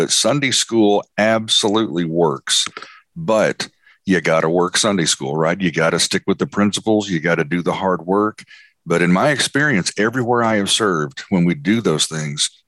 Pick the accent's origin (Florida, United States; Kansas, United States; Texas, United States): Texas, United States; moved away as an adult; now in Tennessee, United States; my move to Tennessee about 12 years ago, transitioning from my home state of Texas to Tennessee